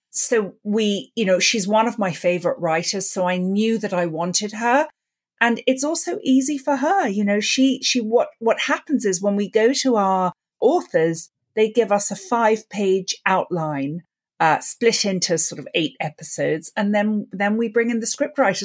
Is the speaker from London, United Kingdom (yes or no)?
yes; London, United Kingdom; I grew up in London, and I grew up listening to the B B C radio plays